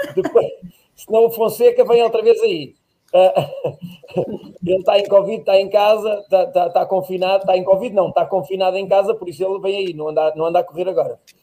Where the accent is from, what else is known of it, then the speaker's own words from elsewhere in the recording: Tábua, Coimbra District, Portugal; now in Lisbon, Portugal; Tábua, eu nasci em Tábua